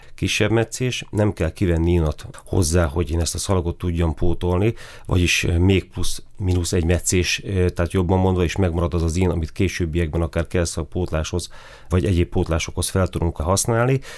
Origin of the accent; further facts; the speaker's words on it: Miskolc, Borsod-Abaúj-Zemplén, Hungary; also born or lived in Kisvárda area, Szabolcs-Szatmár-Bereg / Budapest; én 1975-ben születtem Kisvárdán. Ott nagyon-nagyon kevés időt töltöttünk, tehát maximum egy évet, és nem is Kisvárda, a Kisvárda melletti faluban. Utána költözött a család Miskolcra, én azóta itt élek